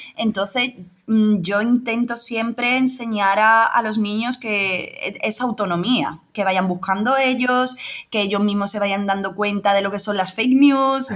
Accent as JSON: {"language": "Spanish", "town": "Rota", "region": "Andalusia", "country": "Spain", "said": "yo aquí también en, en mi pueblo, en Rota, provincia de Cádiz"}